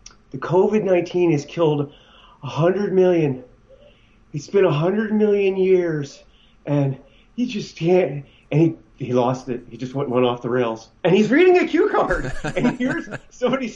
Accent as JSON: {"language": "English", "region": "New York", "country": "United States", "tie": "born or raised there", "said": "I grew up right outside of Manhattan."}